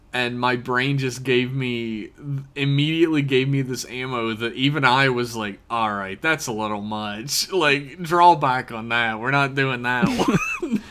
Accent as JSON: {"language": "English", "region": "West Virginia", "country": "United States", "tie": "born or raised there", "said": "I grew up in West Virginia"}